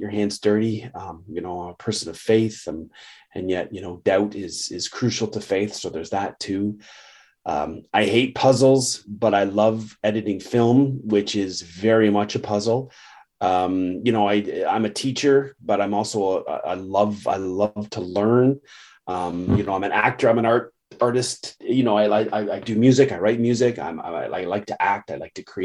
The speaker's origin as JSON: {"language": "English", "country": "Canada", "said": "I'm a Canadian, but I'm also very proud of my, you know, Scots, Irish, and English heritage."}